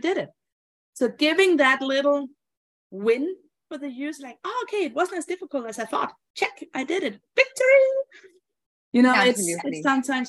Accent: Denmark; I'm from Denmark, and Denmark is a fairly small country

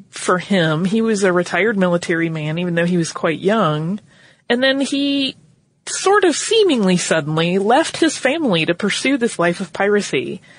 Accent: North Carolina, United States; because I grew up in North Carolina.

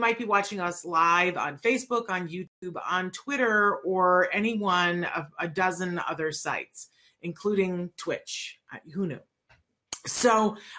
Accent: Aguadilla, Puerto Rico; I was born in Aguadilla

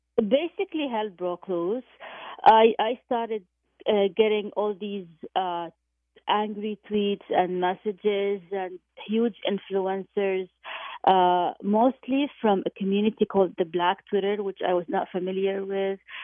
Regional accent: Jordan; moved away; my hometown of, of Jordan

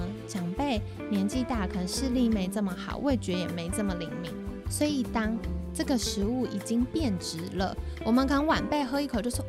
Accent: Taiwan; 为什么我们台湾人很多，特别是长辈有大肠癌，

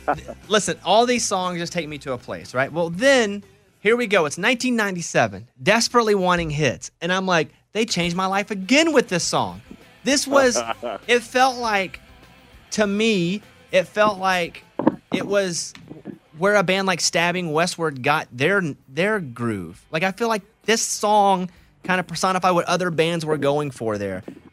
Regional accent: Arkansas, United States; You know, me growing up in Arkansas, you know, Central and South Arkansas

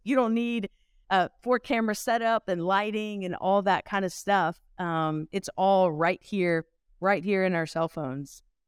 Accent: Louisiana, United States; I am originally from Louisiana, so kinda close to the Texas border with you guys

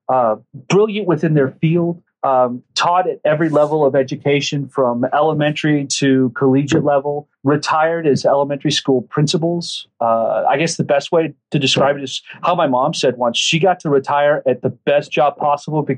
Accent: Dallas, Texas, United States; also born or lived in San Antonio, Texas; I was born in San Antonio, raised in Dallas

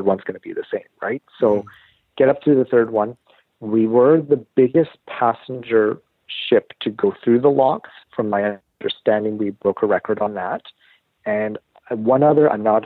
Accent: Canada; we're Canadian

